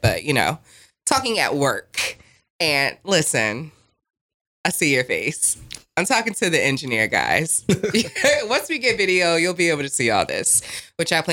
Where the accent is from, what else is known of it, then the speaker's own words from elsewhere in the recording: New Jersey, United States; also born or lived in Las Vegas; now in Raleigh, United States; I'm from Jersey